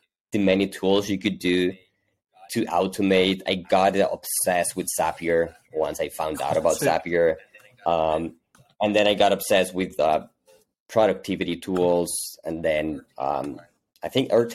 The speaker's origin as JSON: {"language": "English", "town": "Hermosillo", "region": "Sonora", "country": "Mexico", "tie": "born or raised there", "moved": "yes", "lives_now": "Mexico City, Mexico", "said": "I'm originally from Mexico. I was actually born in the north of Mexico in a small town called Hermosillo, Sonora, pretty close to the U.S. But I've been living in Mexico City for the past 20 years or so."}